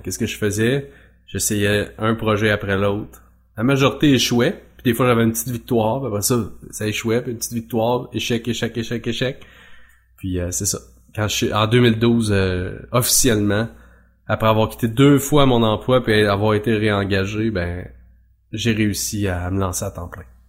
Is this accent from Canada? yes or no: yes; Mauricie, Quebec, Canada; moved away as an adult; also born or lived in Trois-Rivières; now in Drummondville, Canada; je suis originaire de la Mauricie mais moi je suis à Drummondville.